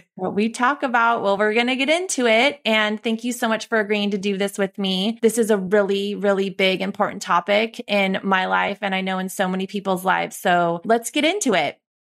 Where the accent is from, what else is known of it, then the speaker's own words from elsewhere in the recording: Santa Cruz, California, United States; growing up in our small beach town